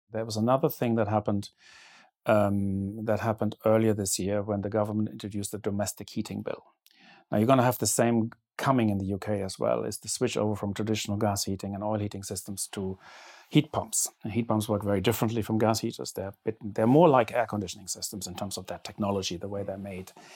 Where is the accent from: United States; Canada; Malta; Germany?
Germany; growing up in Germany in the seventies